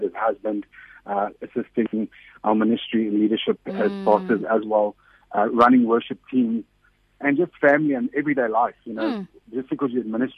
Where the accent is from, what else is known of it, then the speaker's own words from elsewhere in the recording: Johannesburg, Gauteng, South Africa; I'm a Portuguese South African person. I come from Johannesburg